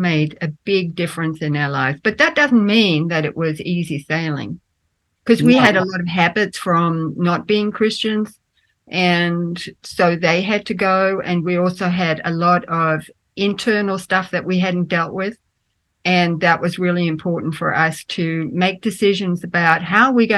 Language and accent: English; Australia; also born or lived in Denmark; I grew up in Australia. I was born in Denmark, but I grew up in Australia